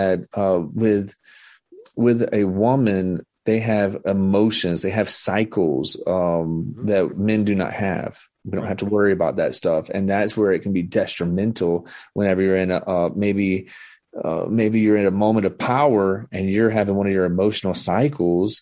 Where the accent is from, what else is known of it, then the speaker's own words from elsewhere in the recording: the South, United States; I'm from the South.